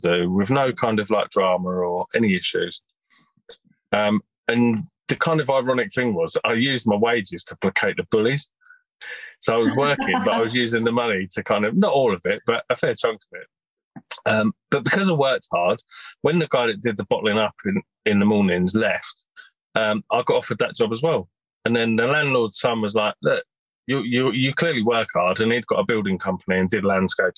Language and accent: English; Birmingham, West Midlands, United Kingdom; now in north of London, United Kingdom; I was born in Birmingham back in the mid-70s, lived there, was quite happy as a child